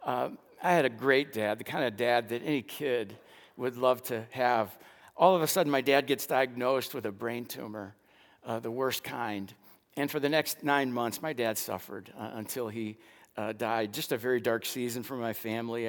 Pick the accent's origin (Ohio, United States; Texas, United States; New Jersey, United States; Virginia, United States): Texas, United States; Dallas; also born or lived in Lincoln, Illinois; I grew up in West Dallas